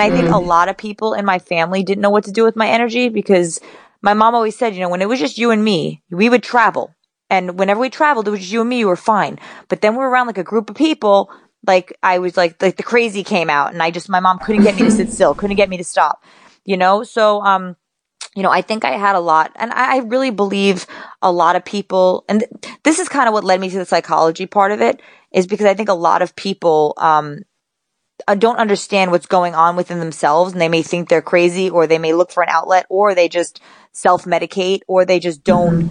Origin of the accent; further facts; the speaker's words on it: New York City, New York, United States; now in Oxnard, United States; I'm from the Bronx. I was born and raised in the Bronx, New York. And I live now in Ventura, California, where I train. Well, actually, I live in Oxnard